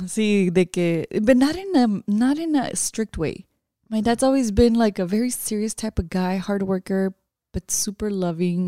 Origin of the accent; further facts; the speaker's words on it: Watsonville, California, United States; also born or lived in San Pedro Tesistán, Jalisco, Mexico; growing up in Watsonville, it's a small agricultural town